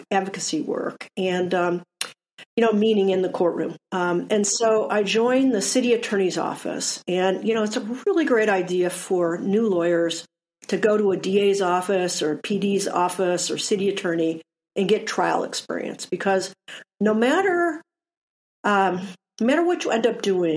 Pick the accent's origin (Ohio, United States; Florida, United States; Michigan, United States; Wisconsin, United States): Michigan, United States; Detroit; moved away as an adult; also born or lived in Ann Arbor, Michigan / San Diego, California; I grew up in Detroit